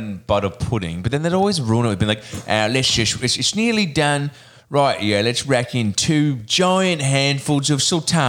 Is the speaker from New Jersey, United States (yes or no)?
no; Maine, United States; I'm from Maine and we put tomato squash on everything.